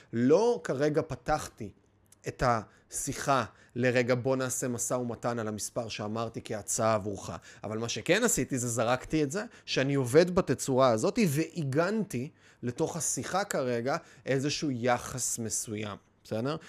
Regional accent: Kiryat Bialik, Haifa District, Israel; גדלתי בקריית ביאליק, גדלתי בקריות

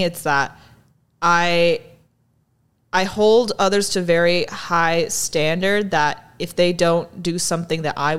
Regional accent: Shanghai, China; Yeah, and I also grew up in very big cities. I grew up in Shanghai. Most of my adolescent years, it's a very big metropolis.

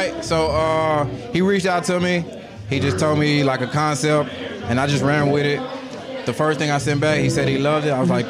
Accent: Dallas, Texas, United States; I'm from Dallas, Oak Cliff to be exact.

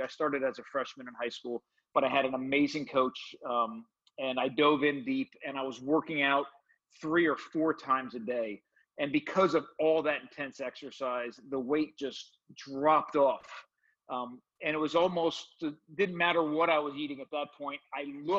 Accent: suburb of New York City, New Jersey, United States; I grew up in New Jersey in a suburb of New York City

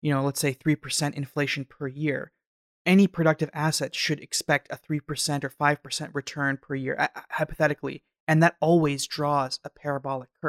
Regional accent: Canada; I'm from Canada.

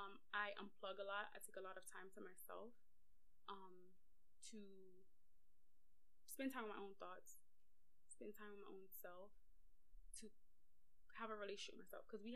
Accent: Mississippi, United States

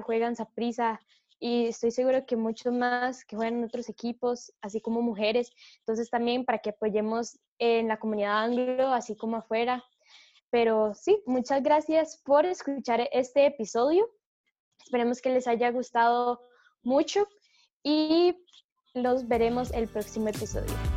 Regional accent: Costa Rica; nosotros como costarricenses

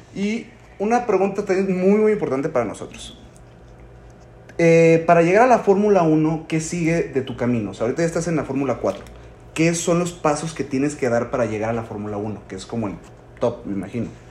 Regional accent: Mexico; como mexicano

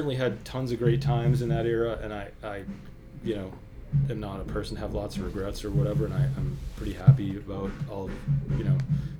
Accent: Israel; born there; I was born in Israel. I go to Israel periodically with my parents.

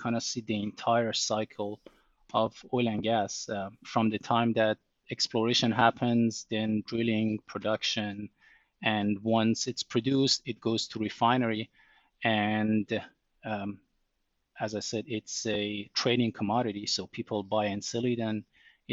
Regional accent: southern Iran, Iran; moved away; I grew up in Iran or Iran

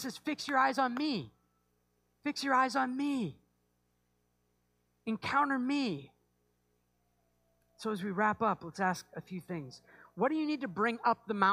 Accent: just outside of Portland, Maine, United States; I grew up just outside of Portland, Maine

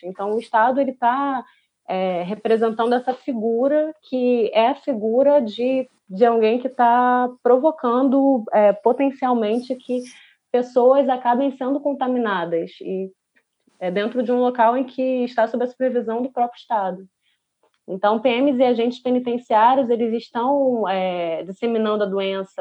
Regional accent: São Gonçalo, Rio de Janeiro, Brazil; eu sou da periferia, sou de São Gonçalo

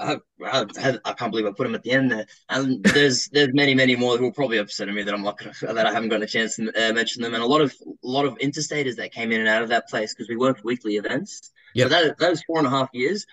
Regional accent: Melbourne, Victoria, Australia; also born or lived in South Australia / Dandenong / Springvale; I was born and raised in the northwestern suburbs in Gladstone Park

